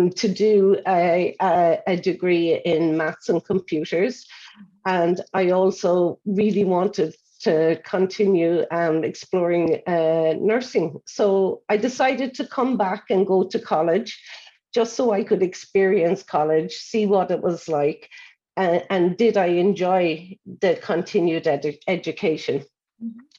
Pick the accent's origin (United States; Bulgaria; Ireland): Ireland; Cork, Munster; I'm based in Cork, Ireland, which you can probably guess from my accent, and it's where I grew up.